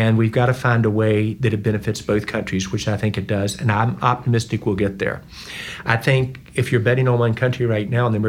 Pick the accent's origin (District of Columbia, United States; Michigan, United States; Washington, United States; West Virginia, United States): West Virginia, United States; moved away; also born or lived in North Carolina / Georgia / Indiana / Ohio; I'm from West Virginia. Mm-hmm. I've lived in North Carolina, Georgia, Indiana, Ohio, Illinois.